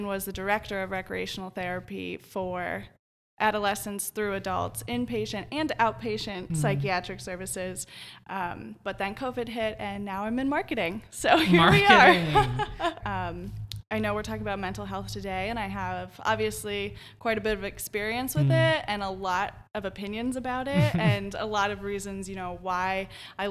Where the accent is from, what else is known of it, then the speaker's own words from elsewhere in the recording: Southern Ohio, United States; moved away as an adult; also born or lived in Oklahoma / Las Vegas, Nevada / Columbus, Ohio; I grew up in Southern Ohio